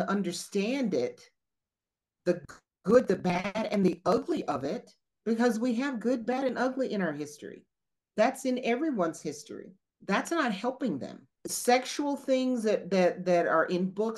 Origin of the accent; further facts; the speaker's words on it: the South, United States; we're from the South